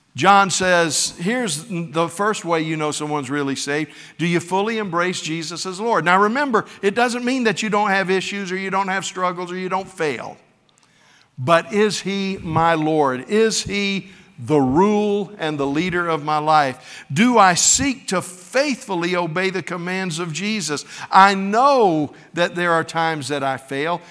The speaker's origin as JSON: {"language": "English", "region": "West Florida", "country": "United States", "tie": "born or raised there", "said": "I wasn't raised in New York, I was raised in West Florida"}